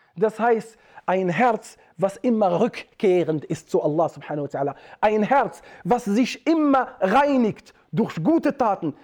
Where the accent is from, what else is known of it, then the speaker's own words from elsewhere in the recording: Atlas Mountains, Morocco; moved away; bei uns in Atlasgebirgen, wo die Menschen konservativ sind